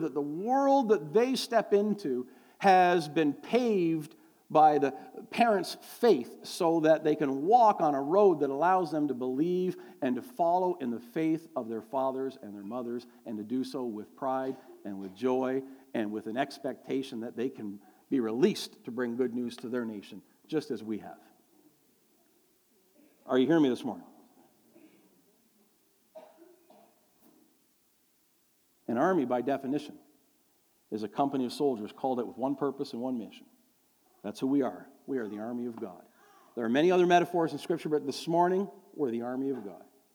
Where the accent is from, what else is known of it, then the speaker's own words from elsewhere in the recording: near Toronto, Ontario, Canada; we're from near Toronto